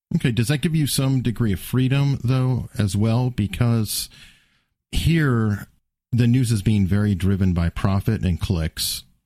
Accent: United States; I'm an American

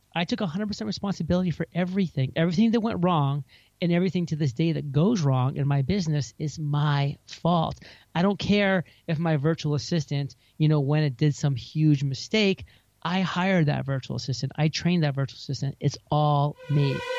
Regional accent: Maine, United States; moved away as an adult; also born or lived in San Diego; now in Puerto Rico; my home state

